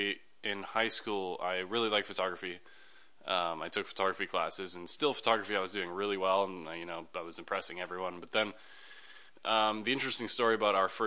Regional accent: Toronto, Ontario, Canada; also born or lived in Germany; now in Los Angeles, United States; I grew up in Toronto in Canada

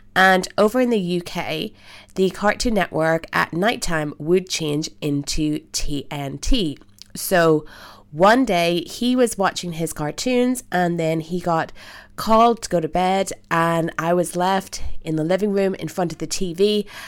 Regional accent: Belfast, Northern Ireland, United Kingdom; I am from Belfast, Northern Ireland

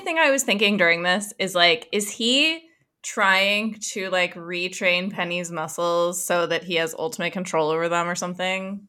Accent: United States; we're American

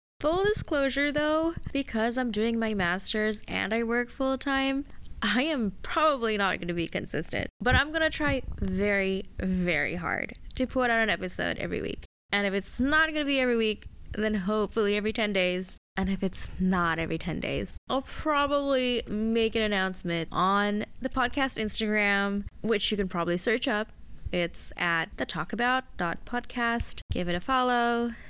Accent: Saudi Arabia; also born or lived in Malaysia; now in Australia; I was born in Saudi Arabia, where I lived a lot of my childhood at, spent some time in Malaysia, and finally found myself in Australia.

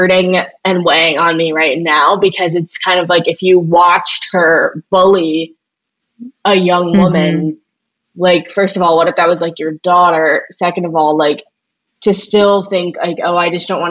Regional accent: St. Louis, Missouri, United States; also born or lived in Evanston, Illinois; I'm not from the Upper East Side, I'm from St. Louis

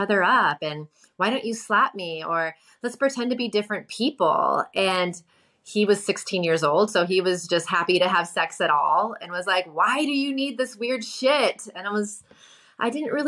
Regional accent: New York City, New York, United States; when I came back to my hometown, New York City

